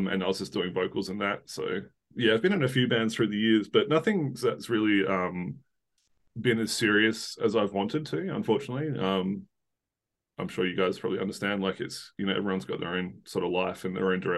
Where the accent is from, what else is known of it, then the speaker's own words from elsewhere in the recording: south of Perth, Western Australia, Australia; sort of south of Perth, but Perth is the closest big city.